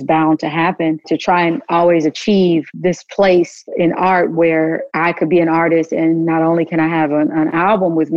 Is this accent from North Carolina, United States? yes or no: no; Kansas, United States; moved away; my world growing up in Kansas